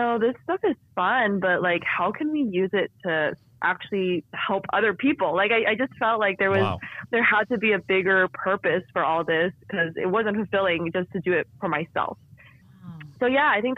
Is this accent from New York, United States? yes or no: no; San Francisco Bay Area, California, United States; I was born in California in the San Francisco Bay Area, where I actually still live today with my husband